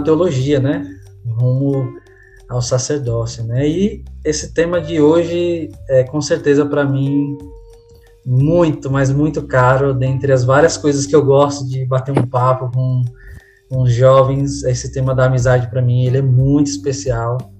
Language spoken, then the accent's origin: Portuguese; São Paulo, Brazil; moved away as an adult; also born or lived in Northeast Brazil; Eu sou natural de São Paulo, né? Estou em São Paulo agora, embora muitas pessoas me conheçam do Nordeste